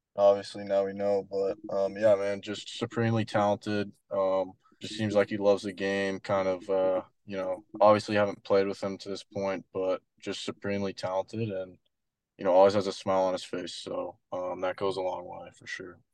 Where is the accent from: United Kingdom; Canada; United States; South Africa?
Canada; moved away as an adult; also born or lived in Wright State; being Canadian